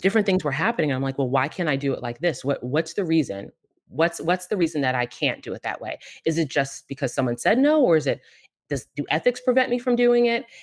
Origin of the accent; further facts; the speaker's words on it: Marlboro, New Jersey, United States; also born or lived in Queens, New York; I grew up in New York and New Jersey, pretty much half of each, um, Central Jersey, Marlboro, for anyone from Marlboro, and then Queens, New York